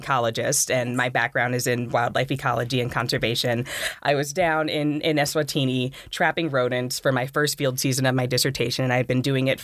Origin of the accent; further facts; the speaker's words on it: Los Angeles, California, United States; moved away as an adult; also born or lived in Florida; now in Boulder, United States; my experiences growing up in South Central, formerly South Central, now Central Los Angeles